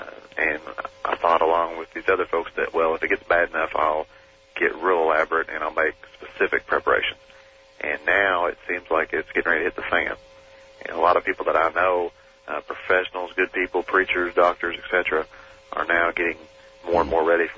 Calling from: Lexington, Kentucky, United States; calling from Lexington, Kentucky

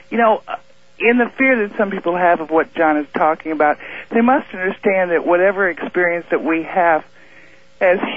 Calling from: Moscow Mills, Missouri, United States; from Moscow Mills.

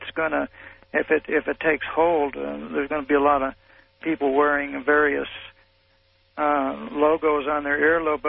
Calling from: Phoenix, Oregon, United States; The flagship of Phoenix, Oregon.

